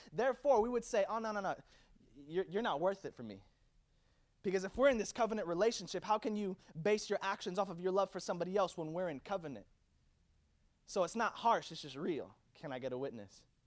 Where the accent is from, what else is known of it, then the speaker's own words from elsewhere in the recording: Virginia, United States; now in Orlando, United States; I was born in Virginia